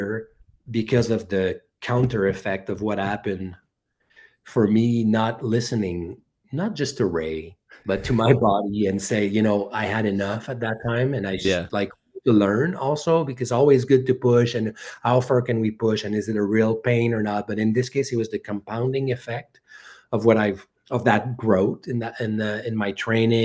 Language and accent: English; Bromont, Quebec, Canada; I'm from Bromont